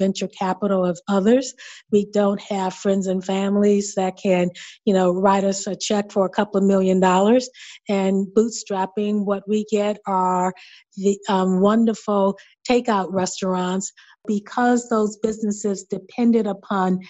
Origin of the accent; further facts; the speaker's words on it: Chicago, Illinois, United States; I grew up in Chatham, and I remember there were several hardware stores in the neighborhood.